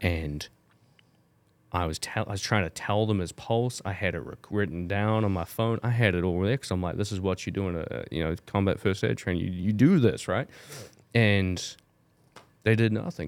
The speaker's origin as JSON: {"language": "English", "country": "New Zealand", "tie": "born or raised there", "moved": "yes", "said": "growing up in New Zealand, and I grew up in the generation that st-, really started learning, um, Te Reo in, in school from five year old"}